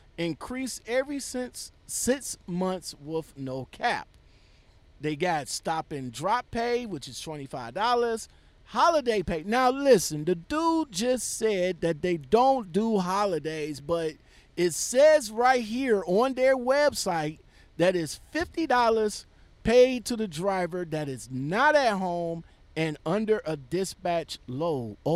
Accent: Cleveland, Ohio, United States; I was born and raised in Cleveland

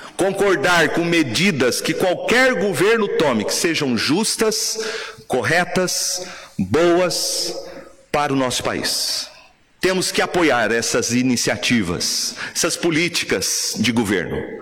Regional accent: Brazil; nós, como brasileiros

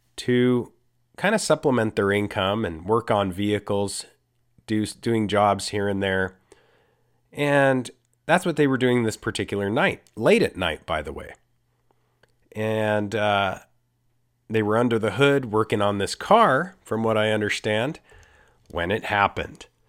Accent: Costa Rica; I'm from Costa Rica.

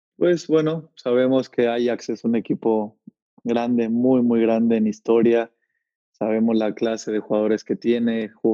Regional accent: Tlalnepantla de Baz, State of Mexico, Mexico; moved away as an adult; also born or lived in Tultepec / Barrientos; now in Netherlands; Ahí viví unos cuantos años de mi niñez y de ahí ya fue que me regresó a Tlalnepantla, a San Rafael, que fue donde, donde crecí.

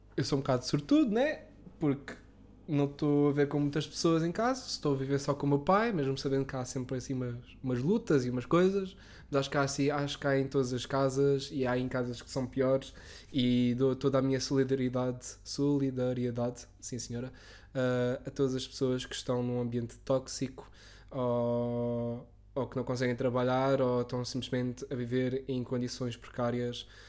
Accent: Lisbon, Portugal; eu como Lisboeta

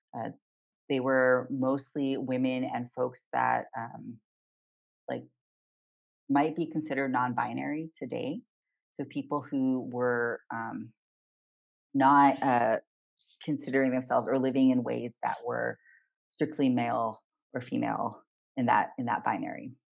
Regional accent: Southern California, United States; moved away as an adult; also born or lived in Olympia, Washington; I grew up in Southern California

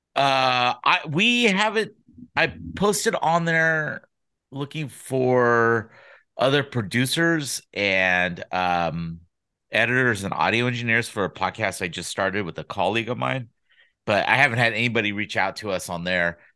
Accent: Sacramento, California, United States; also born or lived in San Diego / Los Angeles; I grew up in Sacramento

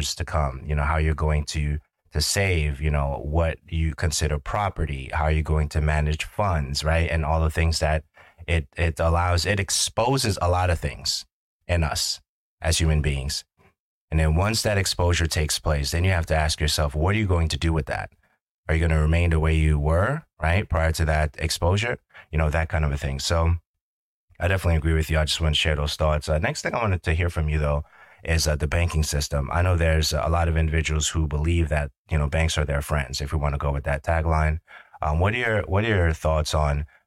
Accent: New York City, New York, United States; growing up in Brooklyn, New York in the 90s

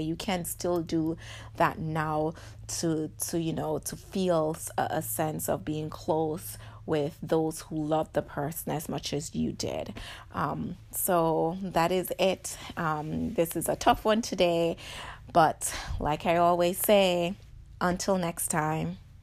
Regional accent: Jamaica; I'm Jamaican

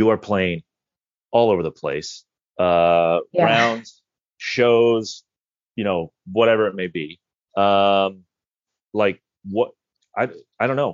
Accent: Indiana, United States; moved away; I'm originally from Indiana

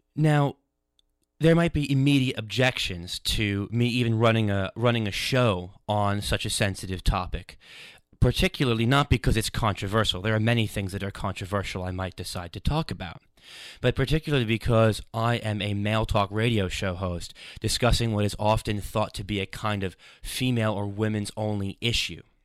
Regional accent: New York, United States; now in London, United Kingdom; I ran this show for a few years on a radio station, W C W P, in my hometown in New York.

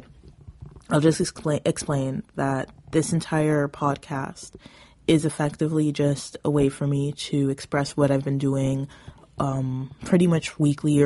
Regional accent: Southern Ontario, Canada; I come from Southern Ontario

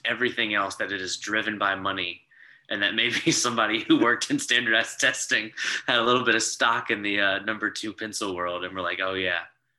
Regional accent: Baton Rouge, Louisiana, United States; LSU Tigers, I'm from Baton Rouge, so got to cheer for LSU, the Saints, all that stuff.

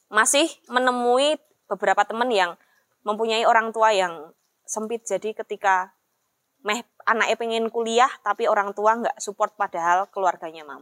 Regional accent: Java, Indonesia; Secara aku orang Jawa.

